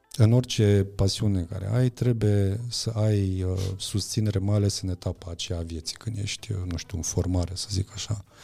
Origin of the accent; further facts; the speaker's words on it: near Deva, Hunedoara County, Romania; eu sunt de lângă Deva, am crescut uh-huh. lângă Deva și am fost acolo la generală și la liceu.